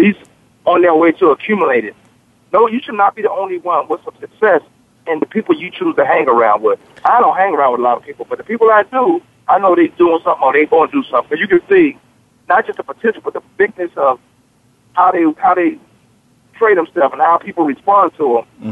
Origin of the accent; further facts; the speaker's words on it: Newport News, Virginia, United States; I come from Newport News, Virginia. They call my place Bad News, Virginia